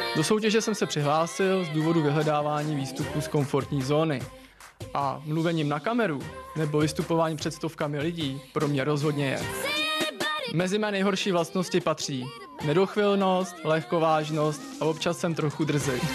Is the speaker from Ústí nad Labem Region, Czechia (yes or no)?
yes; Ústí nad Labem, Ústí nad Labem Region, Czechia; Pocházím z Ústí nad Labem